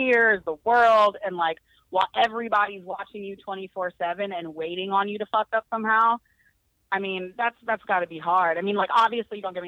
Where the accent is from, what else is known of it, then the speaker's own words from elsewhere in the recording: Bay Area, California, United States; growing up in the Bay Area